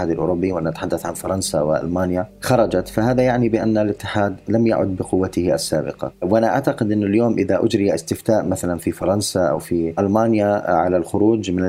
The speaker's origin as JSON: {"language": "Arabic", "country": "United Kingdom", "said": "يعني أنا كبريطاني مثلا أخرج اليوم وأذهب من بريطانيا إلى أقصى أوروبا بدون أن أتوقف على أي حدود"}